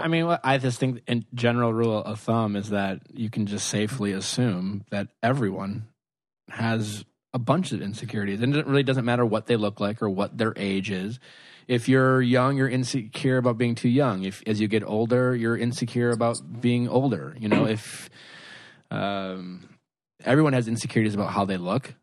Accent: Milwaukee, Wisconsin, United States; growing up in Milwaukee

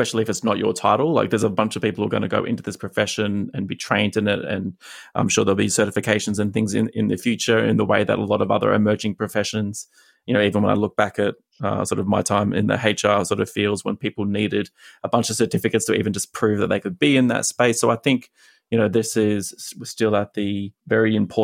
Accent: Australia; now in United States; I'm an Australian living in America

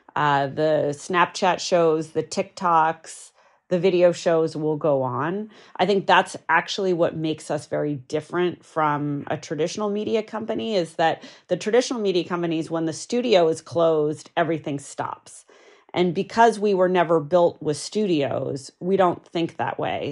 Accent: New Hampshire, United States; I grew up in New Hampshire, pretty rural

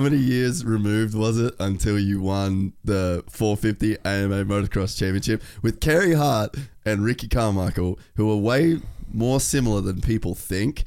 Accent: Cairns, Queensland, Australia; born or raised there

